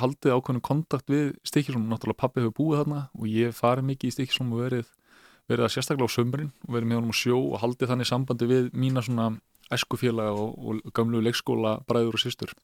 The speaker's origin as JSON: {"language": "Icelandic", "town": "Mosfellsbær", "region": "Capital Region", "country": "Iceland", "tie": "born or raised there", "also_born_or_lived": "Reykjavík", "said": "við flytjum hann upp í Mórsfjörnsveit eh, þar sem að mamma mín tekur síðan sama við eh, Helga Sigursson dýralagni og þar í rauninni slíti ég restina af batskónum"}